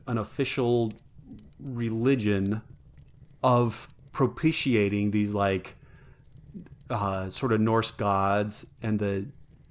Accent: United States; I also love being an American and living in this nation.

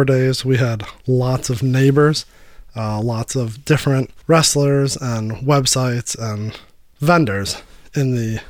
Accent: Detroit, Michigan, United States; we are from Detroit.

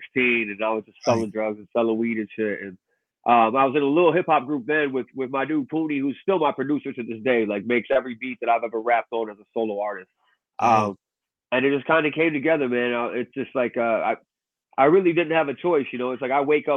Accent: Gary, Indiana, United States; also born or lived in Michigan / Chicago; I'm from Gary, Indiana. 219 in this motherfucker

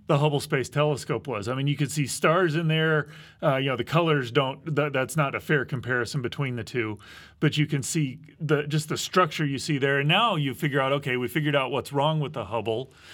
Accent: Midwest, United States; I grew up in the Midwest

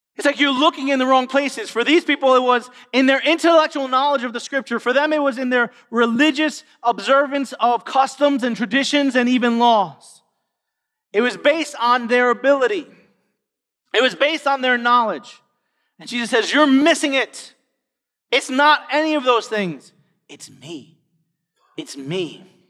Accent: New York City, New York, United States; all of us were born and raised in New York City

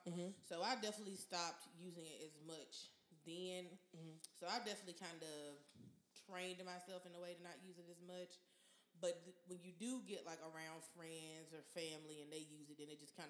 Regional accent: Atlanta, Georgia, United States; I'm from Atlanta.

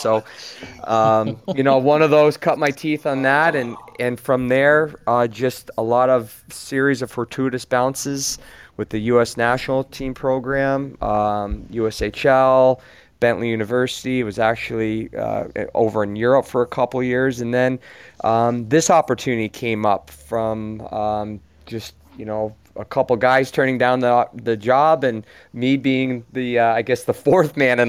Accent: North Country, upstate New York, United States; I grew up there

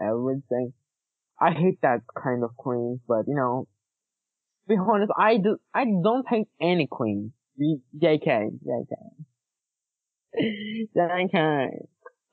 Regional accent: Turkey; English is a second language; we are from Turkish

